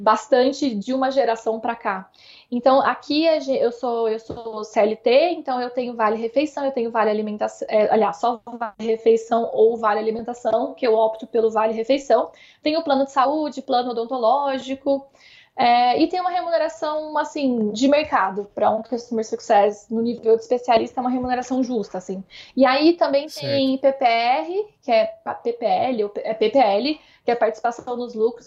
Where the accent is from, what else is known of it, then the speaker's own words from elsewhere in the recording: Uberlândia, Minas Gerais, Brazil; moved away as an adult; now in São Paulo, Brazil; Como eu sou de Minas, Uberlândia não é uma cidade minúscula, mas também está longe de ser uma cidade grande